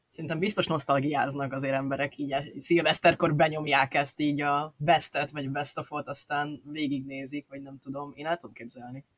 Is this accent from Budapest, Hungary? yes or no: yes; Budapest, Hungary; én ugye budapesti gyerek vagyok